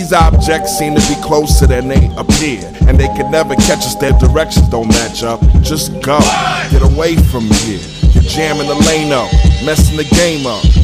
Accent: Brooklyn, New York, United States; I'm from Brooklyn. There's like two O's in that motherfucker.

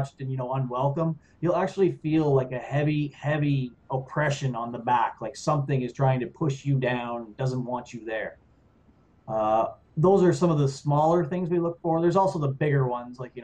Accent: New Brunswick, Canada; now in Ottawa, Canada; I'm from New Brunswick

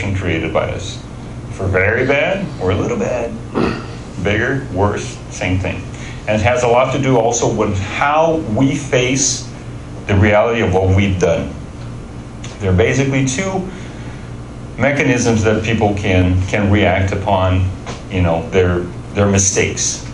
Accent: Brazil; we're all from Brazil

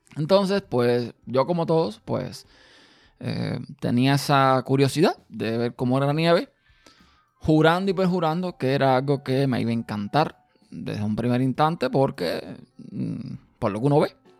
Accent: Cuba; now in Austin, United States; Yo nací, como muchos saben, en Cuba

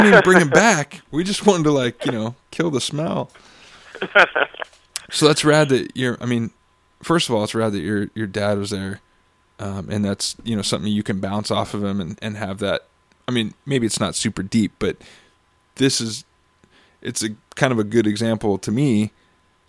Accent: Costa Mesa, California, United States; I grew up in Costa Mesa, Newport area

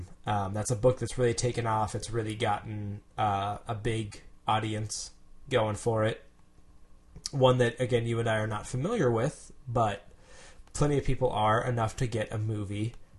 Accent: United States; I'm from America, guys.

